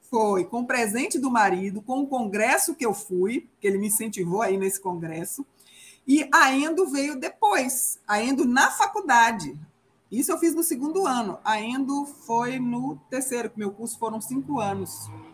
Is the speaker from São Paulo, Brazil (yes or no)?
no; Guanambi, Bahia, Brazil; moved away as an adult; now in Vila Nova de Gaia, Portugal; Eu sou natural de Guanambi, Bahia. Hoje eu moro em Vila Nova de Gaia, que pertence ao Porto